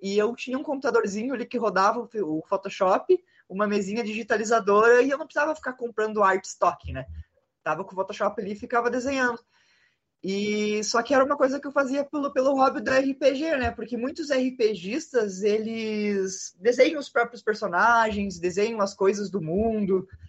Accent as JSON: {"language": "Portuguese", "town": "Passo Fundo", "region": "Rio Grande do Sul", "country": "Brazil", "tie": "born or raised there", "said": "cresci no, numa vila no interior"}